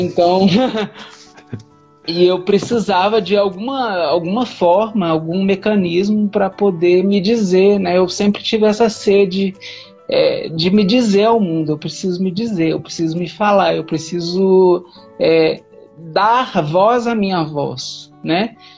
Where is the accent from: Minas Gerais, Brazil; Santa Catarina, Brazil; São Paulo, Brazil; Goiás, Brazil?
Minas Gerais, Brazil; also born or lived in Goiânia; now in Brasília, Brazil; eu nasci em Goiânia, mas fui criado em Minas Gerais e hoje moro em Brasília.